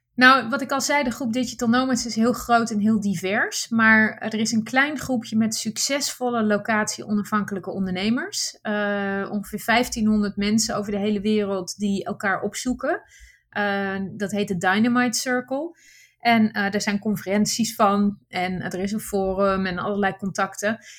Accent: Netherlands; first language Dutch; moved away as an adult; mijn basis is wel heel Nederlands. Ik ben, hè, de, de, taal is mijn eerste taal.

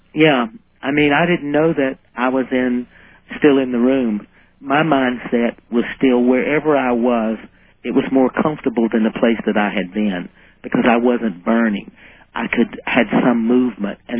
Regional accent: South Carolina, United States; I grew up in South Carolina

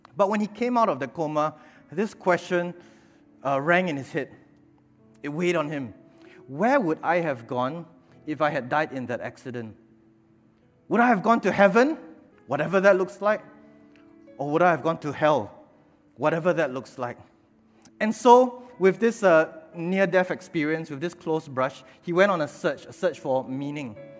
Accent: Singapore; attending Sunday school back then, growing up in Bethesda Katong. And when Bethesda Katong planted a church uh, at 300 Bedok North Avenue 3, uh, my father, my mother, they brought us here as well, and we've been here ever since

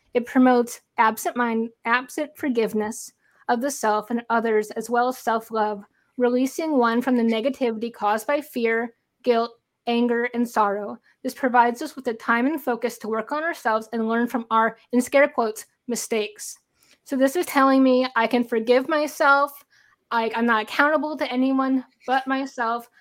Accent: St. Louis, Missouri, United States; I'm from Saint Louis

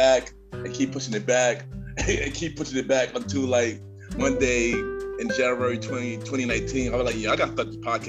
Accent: New York City, New York, United States; I'm from Brooklyn, New York.

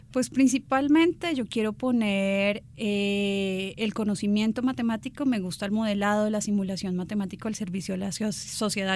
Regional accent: Bogotá, Colombia; soy bogotana

